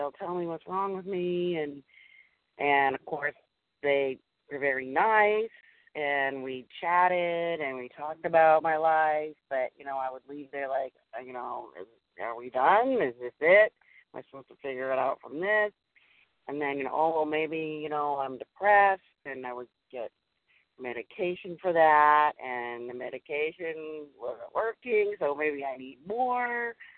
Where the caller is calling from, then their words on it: Massachusetts, United States; I'm calling from Massachusetts